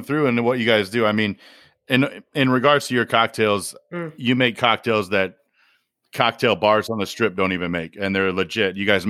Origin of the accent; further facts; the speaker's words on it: Michigan, United States; moved away; and I'm from Michigan.